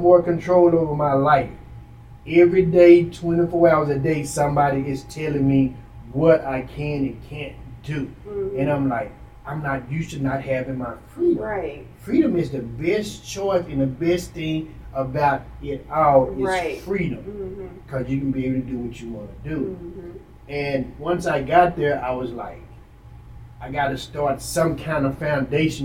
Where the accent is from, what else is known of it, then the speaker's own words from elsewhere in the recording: Dallas, Texas, United States; I'm from Oak Cliff.